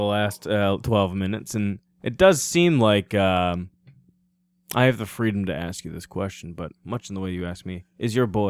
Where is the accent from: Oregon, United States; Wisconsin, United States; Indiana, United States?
Wisconsin, United States; born or raised there; also born or lived in Dallas